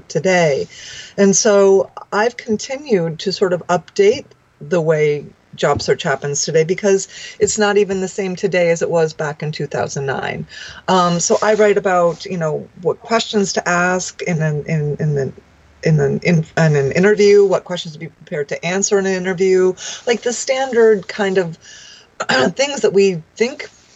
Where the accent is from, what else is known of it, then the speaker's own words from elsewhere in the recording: outside of New York City, United States; moved away as an adult; also born or lived in Washington, D.C.; I grew up outside of New York City